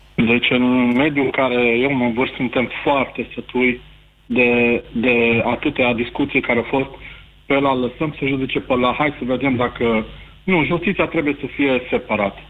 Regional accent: Baia Mare, Maramureș County, Romania; Eu sunt din Baia Mare

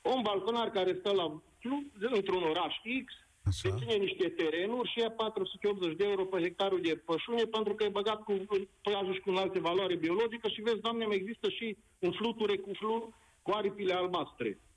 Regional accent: around Cluj, Transylvania, Romania; sunt Ardelean, vorbesc din jurul Clujului

